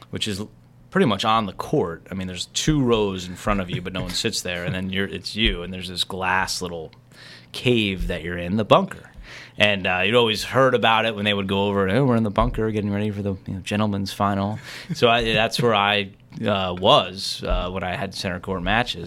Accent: New Jersey, United States; growing up in New Jersey, I loved to watch Len Berman

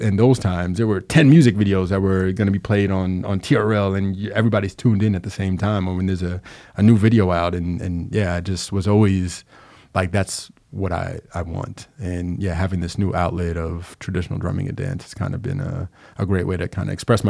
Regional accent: Long Island, New York, United States; now in Capital Region, United States; I'm actually from Long Island, but I've been here since like 2011

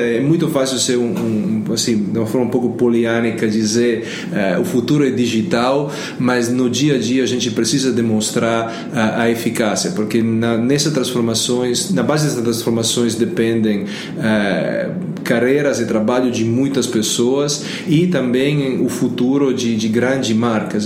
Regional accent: Italy; Portuguese is a second language; now in Brazil; eu sou italiano

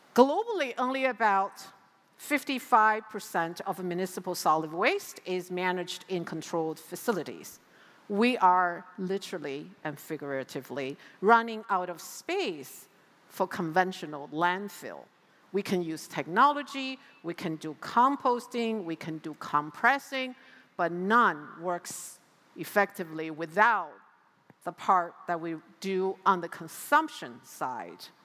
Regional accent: United States; also born or lived in New York City; my home country now, in the United States

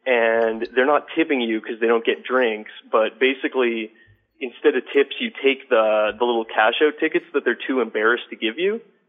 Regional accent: Canada; I'm from Canada.

